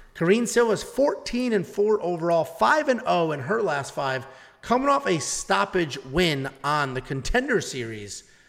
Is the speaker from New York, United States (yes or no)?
no; Newtown, Connecticut, United States; I am from Newtown, Connecticut.